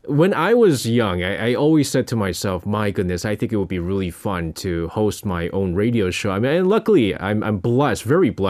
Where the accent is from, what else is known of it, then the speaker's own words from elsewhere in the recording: New York, United States; I remember I grew up in New York, and so there was a station uh, called Z100.